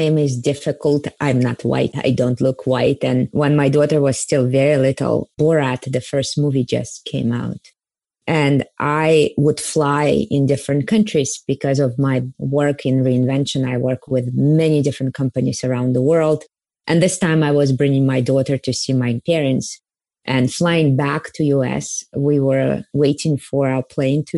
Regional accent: Kazakhstan; I was born in the Soviet Union and specifically in the part of the Soviet Union where most of the concentration camps were, which is Kazakhstan

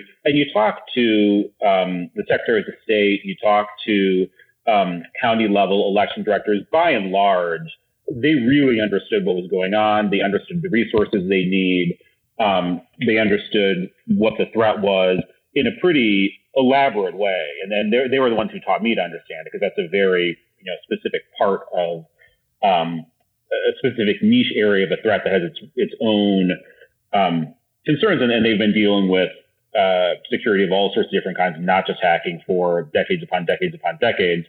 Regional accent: Iowa City, Iowa, United States; my hometown is Iowa City, Iowa

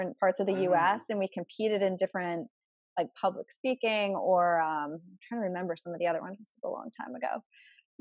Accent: Rhode Island, United States; moved away as an adult; also born or lived in New York City; I grew up in Rhode Island

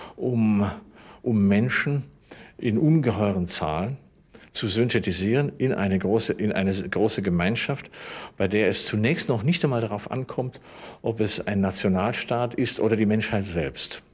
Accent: Germany

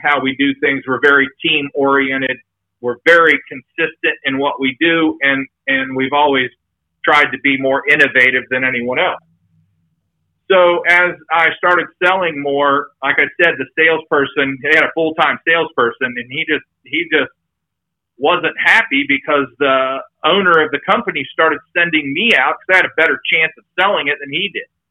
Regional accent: Mansfield, Ohio, United States; moved away as an adult; now in Dayton, United States; I'm originally from Mansfield, Ohio, um, and I live in Dayton, Ohio right now

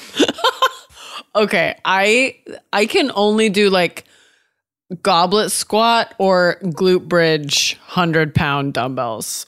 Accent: Washington, United States; also born or lived in Oregon / Nashville; now in California, United States; I was born in Oregon, raised in Washington. Now I live in California

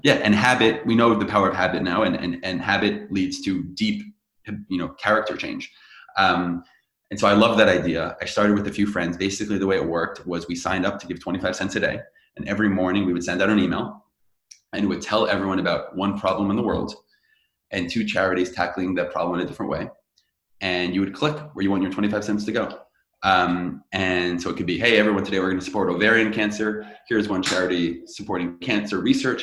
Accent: Teaneck, New Jersey, United States; I grew up in Teaneck, New Jersey

